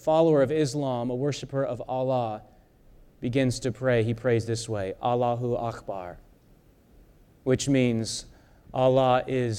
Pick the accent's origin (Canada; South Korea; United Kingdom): South Korea; Many of you know that I was born in South Korea. My parents are missionaries there. And when I was a teenager, my dad would take us to a busy intersection